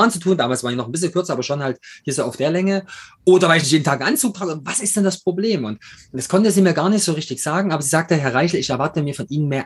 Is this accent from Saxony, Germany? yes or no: yes; Chemnitz, Saxony, Germany; born there; accent: East German; now in Munich, Germany; bin nach München gezogen, bin, man hört es am Akzent, bin eigentlich Ossi, komme aus der Stadt mit 3O, Kormorgstedt und äh, bin da geboren. Mittlerweile heißt es wieder Chemnitz.